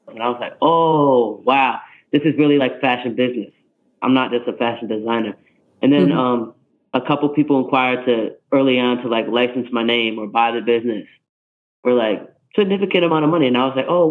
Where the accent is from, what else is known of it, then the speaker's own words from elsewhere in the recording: New York, United States; I'm from New York